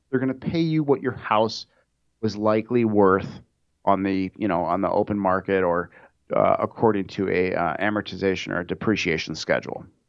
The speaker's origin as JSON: {"language": "English", "region": "Minnesota", "country": "United States", "moved": "yes", "said": "back where I'm from, I'm from Minnesota"}